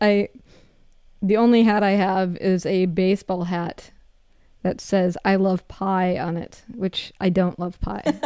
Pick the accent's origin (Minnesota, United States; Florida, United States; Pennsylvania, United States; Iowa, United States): Minnesota, United States; I grew up canoeing 'cause I'm from Minnesota